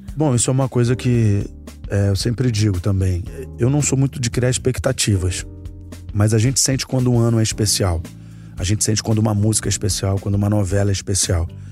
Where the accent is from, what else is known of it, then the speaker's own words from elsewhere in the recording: Rio de Janeiro, Brazil; onde eu cresci, que era ali na prainha do Vidigal